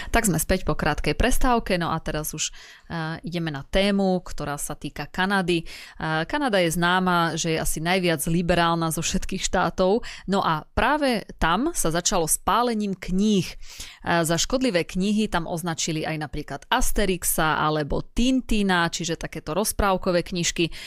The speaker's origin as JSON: {"language": "Slovak", "region": "eastern Slovakia", "country": "Slovakia", "said": "u nás na východe"}